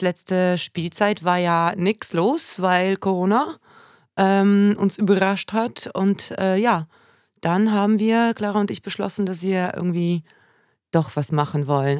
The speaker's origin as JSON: {"language": "German", "town": "Warsaw", "region": "Masovian Voivodeship", "country": "Poland", "tie": "born or raised there", "also_born_or_lived": "Düsseldorf", "moved": "yes", "lives_now": "Oldenburg, Germany", "said": "ich bin in Warschau geboren, wird man wahrscheinlich auch hören, immer wieder"}